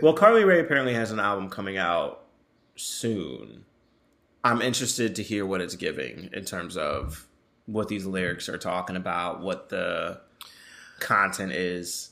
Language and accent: English; North Carolina, United States; I'm from North Carolina